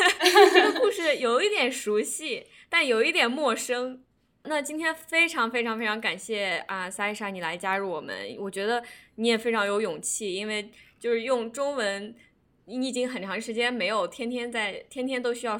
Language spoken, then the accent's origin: Chinese; China; 这就好像，比如说我们中国人看到一个关于美国中国人的故事